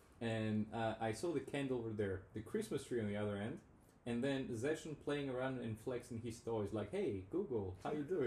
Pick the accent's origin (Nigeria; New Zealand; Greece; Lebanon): Greece; first language Greek; English is a second language; also born or lived in Albania; now in Athens, Greece; I was born in Greece, right? So I started speaking Greek. It's my mother tongue.